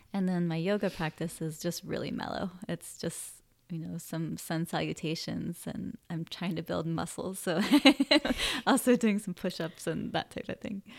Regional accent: Sacramento, California, United States; also born or lived in San Francisco / Santa Cruz; now in Humboldt, United States; I grew up in Sacramento.

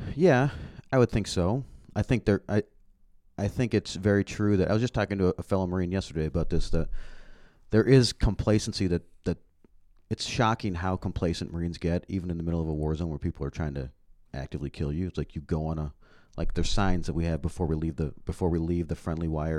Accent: Canada; moved away; I grew up in Canada

